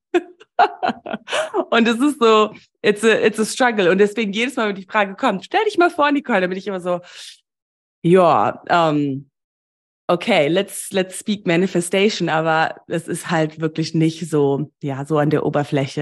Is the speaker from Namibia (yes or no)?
yes; Namibia; moved away; Ich bin ja in Namibia groß geworden